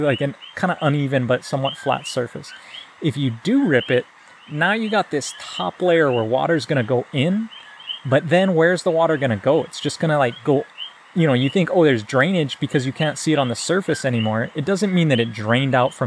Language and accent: English; Hawaiian Acres, United States; I grew up in Hawaiian Acres on those rocks where you're talking about